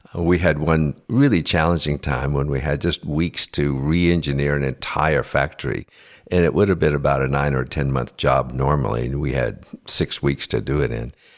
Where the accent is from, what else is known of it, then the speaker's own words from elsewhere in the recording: United States; I'm an American